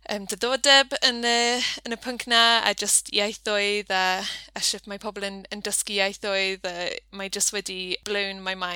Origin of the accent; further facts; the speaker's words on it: Nottingham, East Midlands, United Kingdom; Welsh is a second language; moved away as an adult; also born or lived in Pembrokeshire; now in Haverfordwest, United Kingdom; dwi'n dod o Nottingham, ond um, symrais i tua deng ymlynedd yn ôl nawr um, ar o brifysgol, um, achos roedd fy ngŵr yn dod o, o Sir Benfo. Felly, ie, yeah, dwi, ni wedi byw yma ys, ys hynny